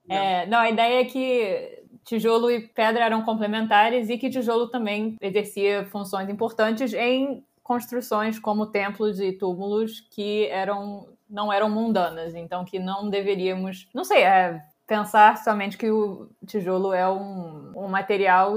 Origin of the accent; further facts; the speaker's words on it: Rio de Janeiro, Brazil; moved away as an adult; also born or lived in Providence, Rhode Island; eu sou brasileira, nasci no Rio